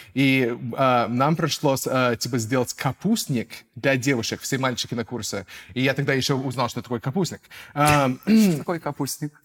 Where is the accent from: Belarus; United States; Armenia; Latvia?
United States; Russian is a second language; moved away as an adult; now in Russia; Я американец, um, я актер, я переехал в Россию давно